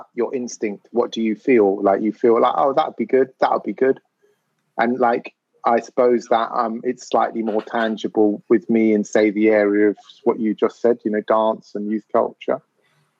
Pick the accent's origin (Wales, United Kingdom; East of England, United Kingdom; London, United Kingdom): London, United Kingdom; growing up in North London as a mixed race kid